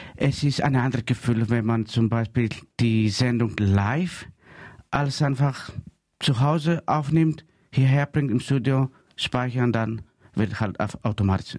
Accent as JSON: {"language": "German", "country": "Greece", "second_language": "German", "moved": "yes", "lives_now": "Freiburg, Germany", "said": "ich bin Grieche und ich bleibe Grieche"}